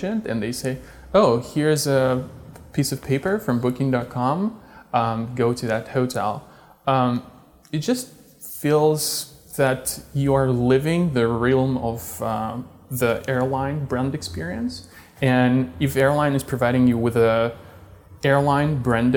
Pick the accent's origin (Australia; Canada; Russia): Russia; moved away as an adult; also born or lived in Czech Republic / Silicon Valley; Originally, I am from Russia. When I was 20, I moved to the Czech Republic.